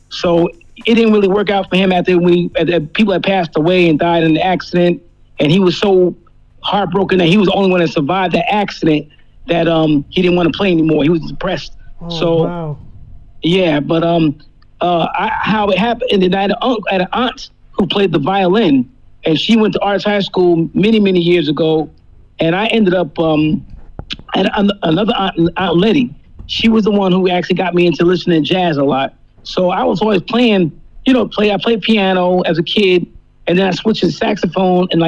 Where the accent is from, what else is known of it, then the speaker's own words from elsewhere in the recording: New Jersey, United States; now in Florida, United States; since, I've been down here in Florida, I, when I, when I was in New Jersey, i I'm originally from Jersey